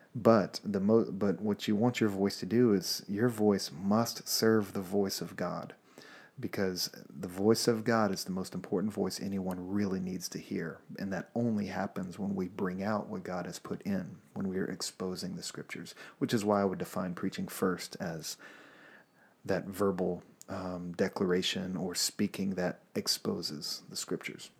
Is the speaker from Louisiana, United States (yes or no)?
yes; Louisiana, United States; moved away as an adult; also born or lived in Alabama; I'm from Louisiana